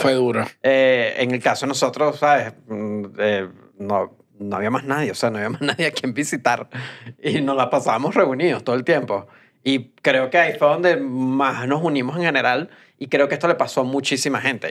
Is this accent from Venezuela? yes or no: yes; Venezuela; moved away; los venezolanos creo que como somos muchos en todos lados